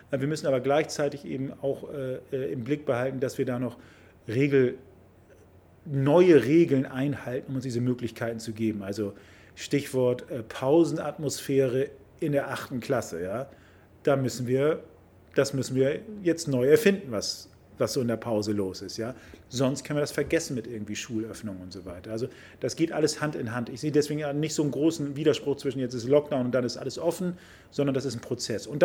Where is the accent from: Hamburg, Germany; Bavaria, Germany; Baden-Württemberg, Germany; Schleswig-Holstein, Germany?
Hamburg, Germany; Ich bin ja ein Kind des Hamburger Südens, das ist ja meine Heimat hier